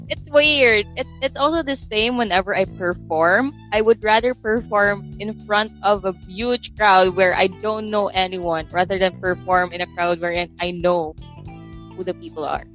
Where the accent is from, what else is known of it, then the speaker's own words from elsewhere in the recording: Philippines; I'm I'm Filipino